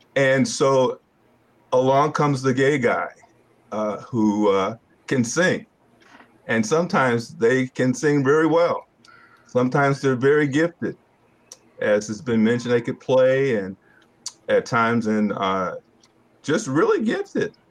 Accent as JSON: {"language": "English", "town": "Hartford", "region": "Connecticut", "country": "United States", "moved": "as an adult", "lives_now": "Roanoke, United States", "said": "I'm originally from Hartford, Connecticut"}